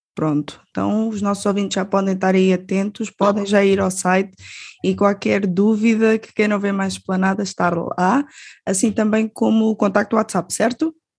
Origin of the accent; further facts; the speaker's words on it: Albufeira, Algarve, Portugal; eu sou da Albufeira, do Algarve